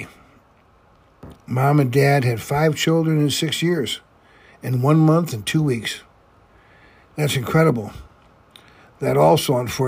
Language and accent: English; Fond du Lac, Wisconsin, United States; growing up in Fond du Lac, Wisconsin